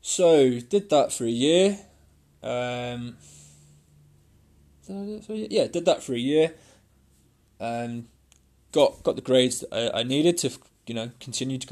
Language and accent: English; Coventry, West Midlands, United Kingdom; born and bred in Coventry in the UK